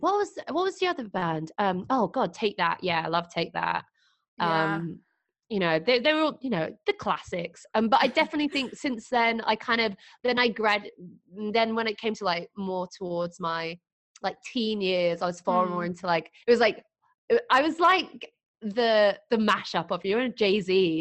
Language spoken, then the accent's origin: English; Doncaster, Yorkshire and the Humber, United Kingdom; also born or lived in London; I was born in London and I moved to Doncaster because of my mum's job.